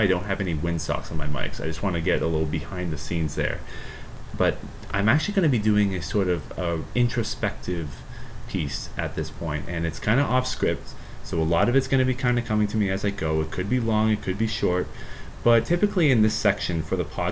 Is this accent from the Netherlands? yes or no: no; Ontario, Canada; I am born and raised in Canada, Ontario, Canada